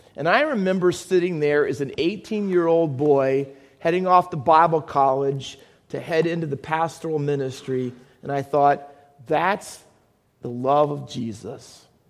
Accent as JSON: {"language": "English", "town": "Findlay", "region": "Ohio", "country": "United States", "tie": "born or raised there", "also_born_or_lived": "Camden, New Jersey", "moved": "yes", "lives_now": "Hamilton, United States", "said": "I was born in Camden, New Jersey. Um, most of you know that, I hope. Cooper Hospital. Um, but I grew up in Findlay, Ohio."}